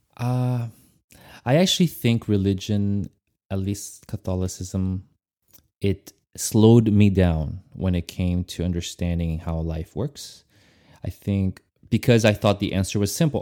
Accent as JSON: {"language": "English", "country": "Brazil", "tie": "born or raised there", "said": "I was raised in Brazil"}